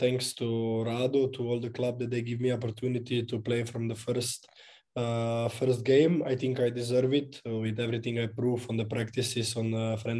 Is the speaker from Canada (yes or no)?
no; Maribor, Drava, Slovenia; English is a second language; moved away as an adult; now in Verona, Italy; I was born in Maribor and I always lived there, so it's my city.